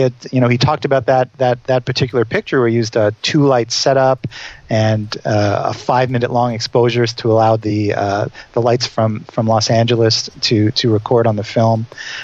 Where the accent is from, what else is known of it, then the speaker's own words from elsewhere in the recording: Montreal, Quebec, Canada; I'm from Montreal. We talked a little bit about Montreal